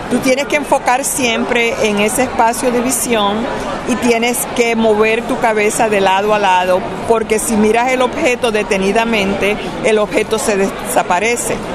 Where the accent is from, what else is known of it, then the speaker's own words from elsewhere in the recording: Morovis, Puerto Rico; Soy de Morovis, encantada de ayudarlos y poder pasar la información.